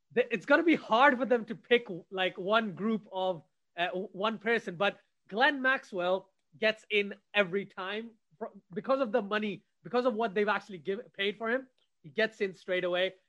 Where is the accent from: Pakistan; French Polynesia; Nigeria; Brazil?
Pakistan; I'm Pakistani